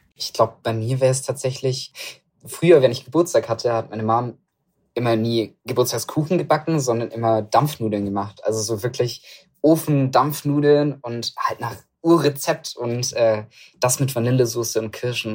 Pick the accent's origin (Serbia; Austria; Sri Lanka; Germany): Germany; Stuttgart, Baden-Württemberg; also born or lived in Reutlingen; ich komme ja aus Stuttgart, die Ecke.